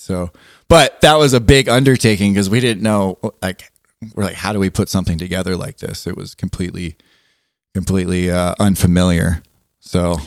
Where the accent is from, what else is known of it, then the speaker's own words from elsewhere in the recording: Southern California, United States; being from Southern California